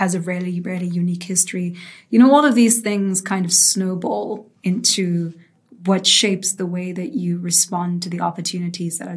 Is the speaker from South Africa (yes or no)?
yes; South Africa; also born or lived in United States; I grew up in South Africa, and that's actually where I'm taking this call right now. So this is home for me.